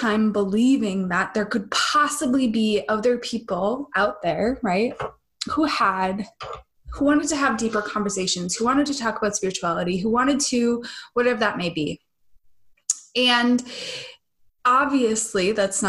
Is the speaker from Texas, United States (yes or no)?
no; Minnesota, United States; moved away; when I spend time back in Minnesota